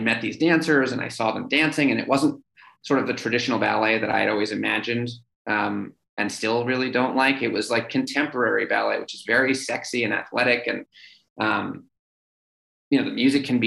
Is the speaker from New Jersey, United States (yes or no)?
no; New York City, New York, United States; growing up in New York City